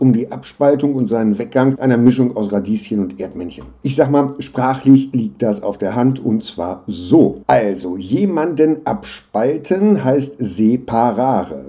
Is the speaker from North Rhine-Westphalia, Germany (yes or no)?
no; Hanover, Lower Saxony, Germany; moved away; also born or lived in Jena; ich komme aus Hannover